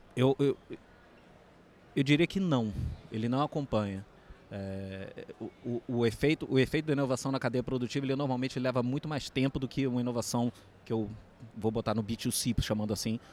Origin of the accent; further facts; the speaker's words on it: Rio de Janeiro, Brazil; sou carioca